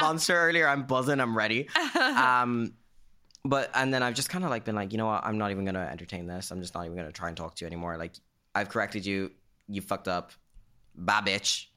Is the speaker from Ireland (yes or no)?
yes; Greystones, Leinster, Ireland; my hometown of Greystones